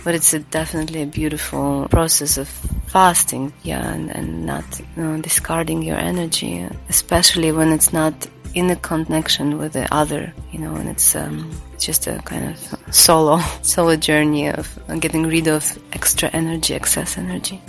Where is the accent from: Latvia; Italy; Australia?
Latvia; now in Bali, Indonesia; I was born in Latvia. I do not live there since uh, a long while. I live in Bali